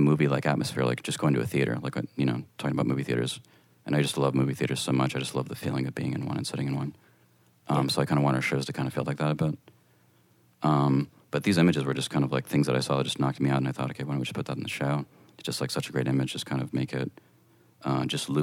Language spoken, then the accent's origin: English; El Paso, Texas, United States; a stairway in El Paso in my hometown